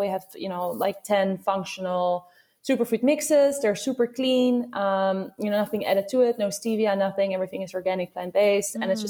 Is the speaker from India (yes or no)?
no; Netherlands; now in Brooklyn, United States; I'm from Holland, and my co-founder, he's from Germany, so my accent is just mixed everything.